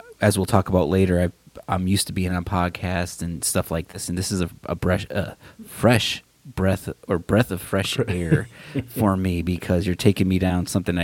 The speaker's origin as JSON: {"language": "English", "town": "Waterbury", "region": "Connecticut", "country": "United States", "tie": "born or raised there", "moved": "yes", "lives_now": "Arizona, United States", "said": "I grew up in Waterbury, Connecticut. So back east, born and raised"}